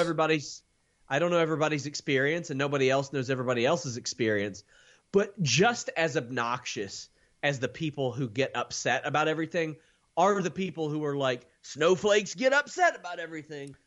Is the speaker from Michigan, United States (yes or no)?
no; Maysville, Kentucky, United States; I'm from Maysville, Kentucky.